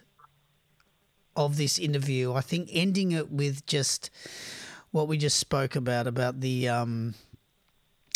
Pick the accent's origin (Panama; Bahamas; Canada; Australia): Australia; I'm an Australian